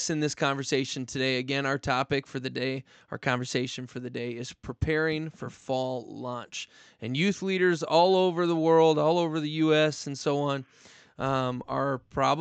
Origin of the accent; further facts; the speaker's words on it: Minnesota, United States; moved away; I'm from Minnesota originally